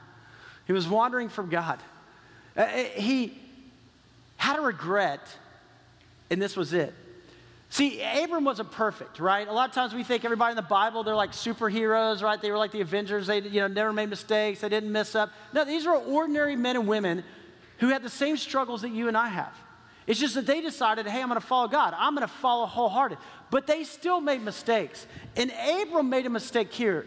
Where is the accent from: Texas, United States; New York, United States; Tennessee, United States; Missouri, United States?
Texas, United States; I grew up in Texas